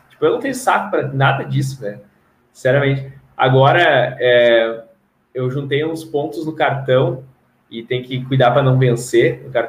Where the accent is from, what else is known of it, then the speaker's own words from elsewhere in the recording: Rio Grande do Sul, Brazil; now in Curitiba, Brazil; Ah, é, tipo, eu já fiz, já saí do Rio Grande do Sul, já vim parar aqui em Curitiba.